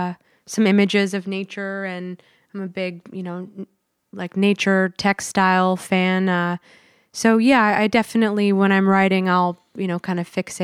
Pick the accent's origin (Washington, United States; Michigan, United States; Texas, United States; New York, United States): Washington, United States; Seattle; moved away as an adult; I'm from Seattle. Been down here since 2009.